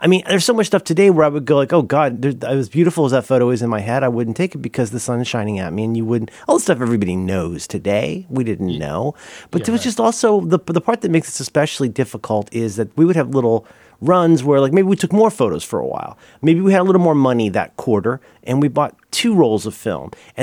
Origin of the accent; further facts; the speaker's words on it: Florida, United States; also born or lived in Ohio; I am from Florida. I went to college in Florida. My decisions reflect being raised in Ohio and Florida